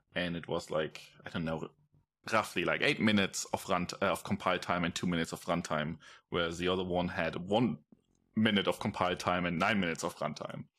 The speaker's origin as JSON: {"language": "English", "country": "Germany", "tie": "born or raised there", "moved": "as an adult", "said": "I grew up in Germany"}